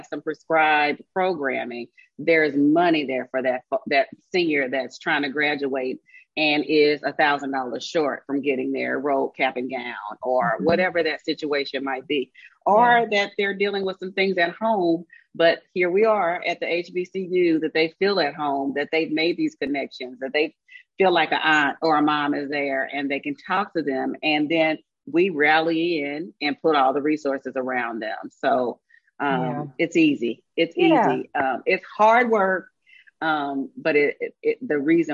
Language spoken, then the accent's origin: English; Kinloch, Missouri, United States; I was born in Kinloch, which is what is known in St. Louis as the first Black city. And we lived in the projects in Kinloch